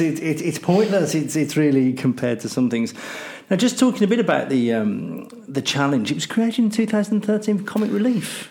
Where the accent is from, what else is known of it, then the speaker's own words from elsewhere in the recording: United Kingdom; I'm British